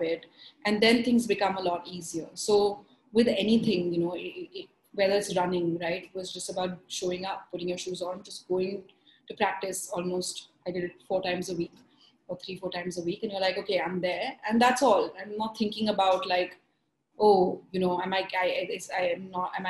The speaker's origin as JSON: {"language": "English", "town": "Mumbai", "region": "Maharashtra", "country": "India", "tie": "born or raised there", "moved": "yes", "said": "growing up in Bombay, in school at least, I was just an average student"}